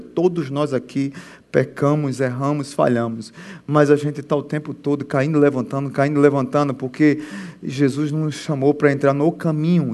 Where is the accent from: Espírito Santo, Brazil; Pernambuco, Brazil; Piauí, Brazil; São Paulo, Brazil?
Pernambuco, Brazil; Sou pernambucano